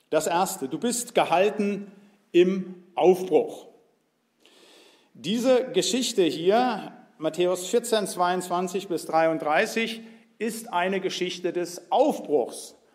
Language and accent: German; Biedenkopf, Hesse, Germany; born there; Also geboren bin ich in Biedenkopf, habe studiert in Marburg